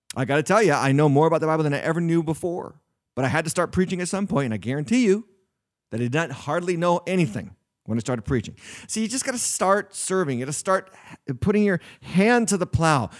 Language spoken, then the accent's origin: English; New England, United States; I was raised in the north. I was raised in New England. I've been in New England in my whole life.